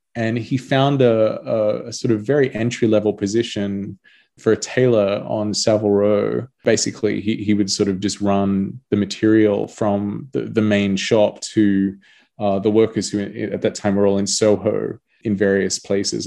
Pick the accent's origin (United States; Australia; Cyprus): Australia; being Australian